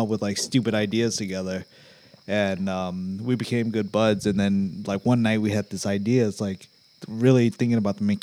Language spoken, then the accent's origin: English; Arlington, United States; we grew up in Arlington